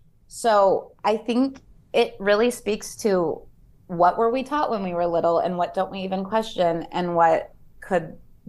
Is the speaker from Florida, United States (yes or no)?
no; Connecticut, United States; Oh, so I told you I grew up in Connecticut for a little bit. My dad went to Yale.